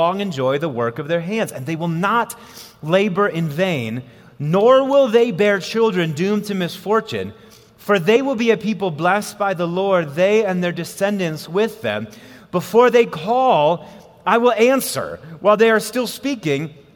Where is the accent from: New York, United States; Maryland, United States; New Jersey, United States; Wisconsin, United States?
Wisconsin, United States; now in Colorado, United States; I was born and raised in Wisconsin. I've lived in Colorado now for 12 years